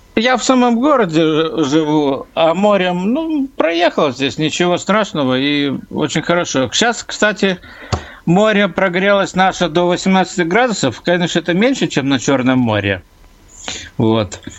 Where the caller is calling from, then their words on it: Klaipėda, Klaipėda County, Lithuania; я звоню из Клайпеда, у нас Балтийское море.